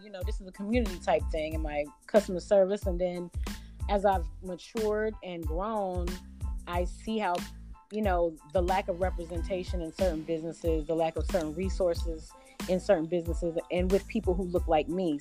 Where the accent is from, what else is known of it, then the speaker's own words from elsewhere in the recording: Sacramento, California, United States; now in Albany, United States; i grew up in sacramento california so I'm now in Albany, Georgia